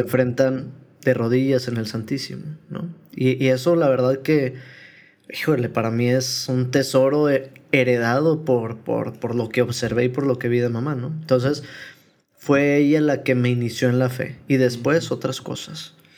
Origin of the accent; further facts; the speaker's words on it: Guadalupe, Nuevo León, Mexico; also born or lived in Apodaca / Monterrey / Tamaulipas; Tengo que enorgullecerme de ser de Apodaca por mucho tiempo, de Guadalupe